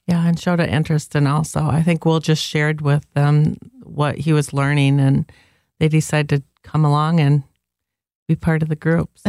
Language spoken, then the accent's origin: English; Zeeland, Michigan, United States; now in Byron Center, United States; I grew up in Zealand